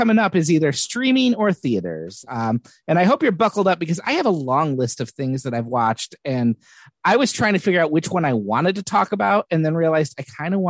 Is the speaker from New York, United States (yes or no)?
no; Warren, Michigan, United States; So I grew up in Warren, probably about 2 miles from where Eminem grew up, and about a mile from where they filmed a lot of the movie.